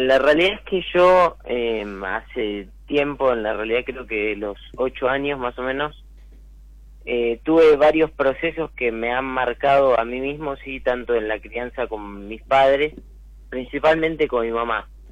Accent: Buenos Aires, Argentina; now in Tigre, Argentina; Yo soy acá de Caballito

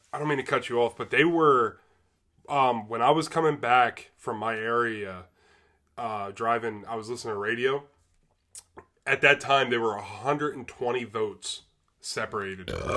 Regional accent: Middletown, Pennsylvania, United States; I grew up in Middletown, Pennsylvania

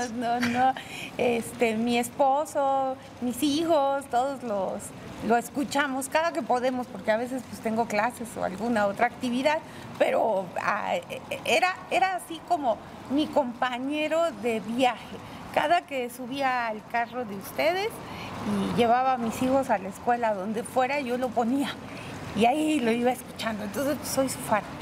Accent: Puebla, Mexico; Aquí en Puebla, soy poblana, poblana de hueso colorado

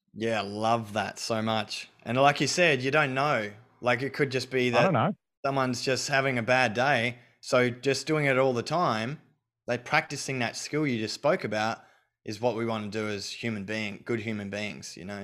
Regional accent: Australia; I was brought up in Australia

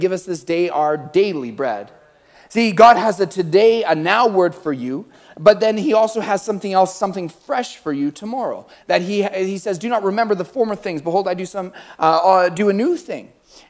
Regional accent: California, United States; Like, I'm from Cali.

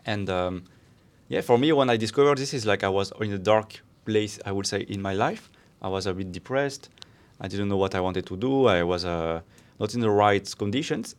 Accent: France; moved away as an adult; now in Barcelona, Spain; I'm from France, but, uh, I'm also Spanish now

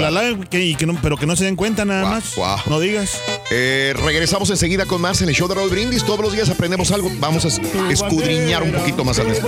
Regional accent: Mexico; now in United States; mi origen es México, que nací en México

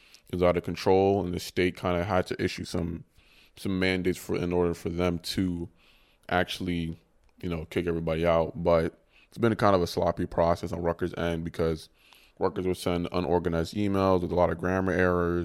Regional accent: Ghana; now in United States; I'm from Ghana, it's a country in West Africa

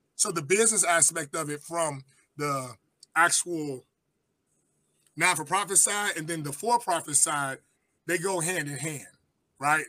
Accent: Chicago, Illinois, United States; I come from Chicago, Chatham area, south side of Chicago

